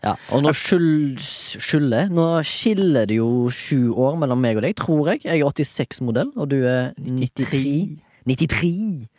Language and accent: Norwegian; Haugesund, Rogaland, Norway; Jeg er født og oppvokst i Haugesund